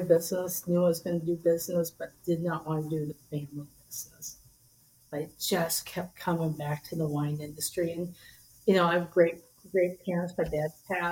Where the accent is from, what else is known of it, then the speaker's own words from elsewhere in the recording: Wisconsin, United States; moved away as an adult; now in California, United States; grew up in Wisconsin